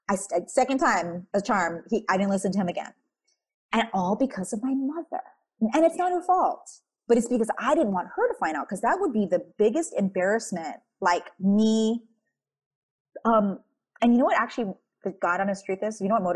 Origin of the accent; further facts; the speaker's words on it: Philippines; You know, I'm Filipino. I'm an Asian child of a tiger mom.